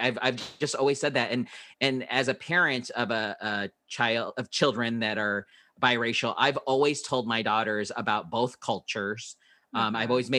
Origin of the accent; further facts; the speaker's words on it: Philippines; my wife is Hispanic, Mexican, and I am Filipino